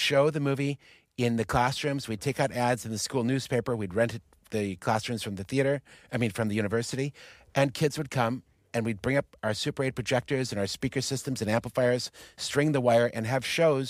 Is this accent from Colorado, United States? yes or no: no; Michigan, United States; That's all of our home. We're all from Michigan.